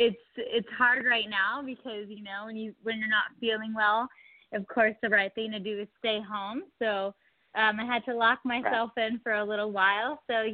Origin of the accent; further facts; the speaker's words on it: Southern California, United States; I'm from Southern California